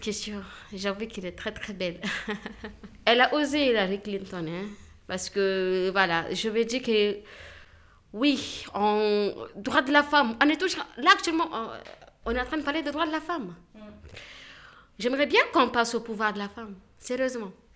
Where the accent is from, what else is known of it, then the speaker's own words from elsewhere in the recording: Niger; je, je, suis nigérienne. Je viens du Niger